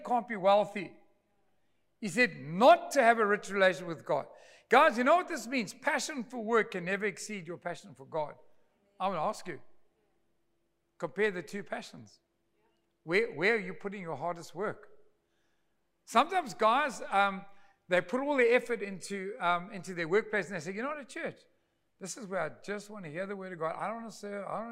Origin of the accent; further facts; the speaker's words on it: Durban, KwaZulu-Natal, South Africa; moved away as an adult; also born or lived in Pretoria; I was from Durbs